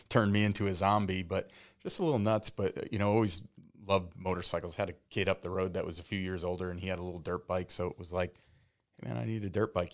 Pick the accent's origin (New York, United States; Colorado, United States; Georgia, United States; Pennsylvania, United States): New York, United States; the Catskills, upstate; moved away as an adult; now in Tampa, United States; I'm from upstate New York. I grew up in the Catskills